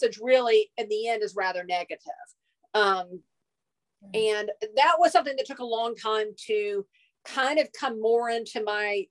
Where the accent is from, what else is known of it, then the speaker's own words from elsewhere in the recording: Hilton Head Island, South Carolina, United States; I grew up on Hilton Head Island, South Carolina.